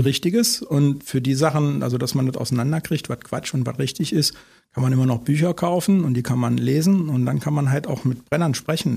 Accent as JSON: {"language": "German", "town": "Osterode am Harz", "region": "Lower Saxony", "country": "Germany", "also_born_or_lived": "Berlin / Brandenburg", "moved": "yes", "lives_now": "Eifel, Germany", "said": "Osterode, wo ich herkomme, ist jetzt mal eine Kreisstadt gewesen, aber ist noch sehr, sehr ländlich"}